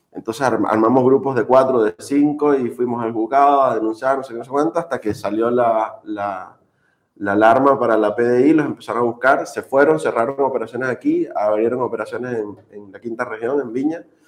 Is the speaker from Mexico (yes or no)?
no; Margarita Island, Nueva Esparta, Venezuela; moved away as an adult; now in Chile; soy, venezolano, nací en Venezuela, vengo de la isla de Margarita, la perla del Caribe